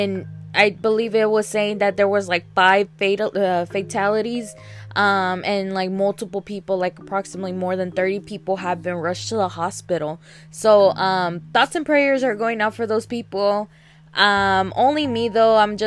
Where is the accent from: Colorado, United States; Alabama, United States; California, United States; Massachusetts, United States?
Alabama, United States; now in Texas, United States; I grew up in Alabama